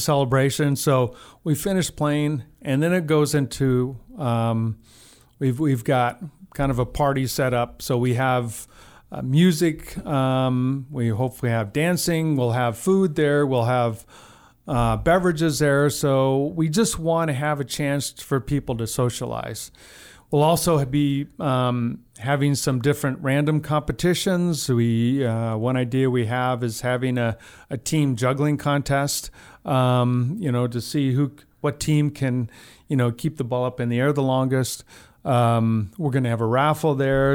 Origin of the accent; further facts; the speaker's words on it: Albuquerque, New Mexico, United States; moved away as an adult; now in Missoula, United States; I grew up in Albuquerque, New Mexico